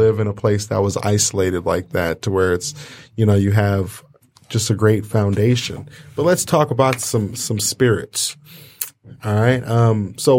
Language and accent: English; Kalamazoo, Michigan, United States; I grew up in Kalamazoo, Michigan